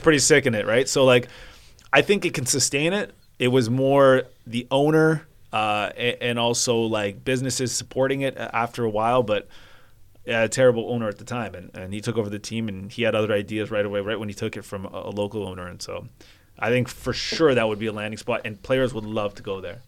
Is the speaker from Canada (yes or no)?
yes; Vancouver, British Columbia, Canada; I'm from Vancouver